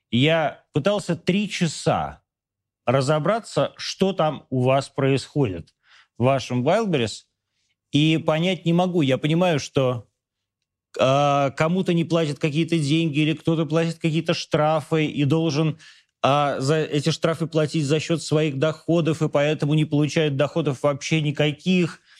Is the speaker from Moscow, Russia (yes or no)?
yes; Moscow, Russia; из Москвы, хочу понять